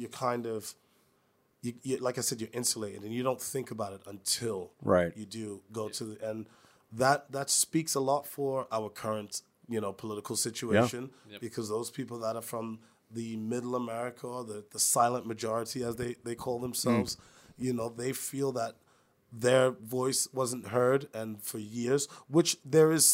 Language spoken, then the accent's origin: English; New York City, New York, United States; moved away; I'm from New York City